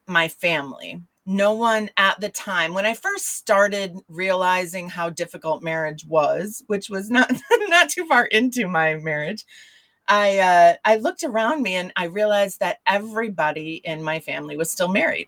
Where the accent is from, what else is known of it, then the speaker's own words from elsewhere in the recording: Michigan, United States; the area that I grew up in Michigan is a, well, it's not anymore, but back then it was a smaller town